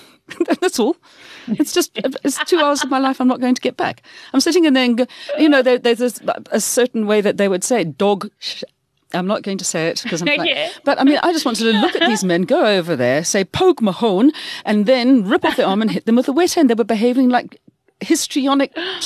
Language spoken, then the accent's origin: English; Pietermaritzburg, KwaZulu-Natal, South Africa; I'm a … from Maritzburg.